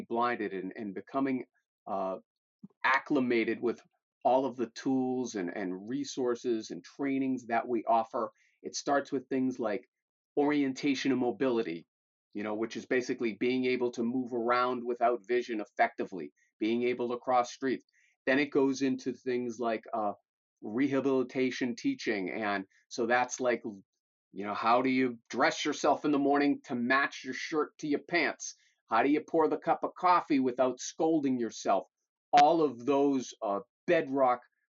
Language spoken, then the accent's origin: English; Malden, Massachusetts, United States; also born or lived in Melrose, Massachusetts; an elected official in my hometown of Malden